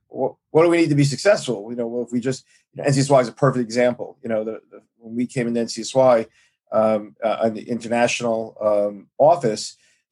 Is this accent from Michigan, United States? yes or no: no; New York City, New York, United States; I grew up in Brooklyn. I grew up in Brooklyn in Flatbush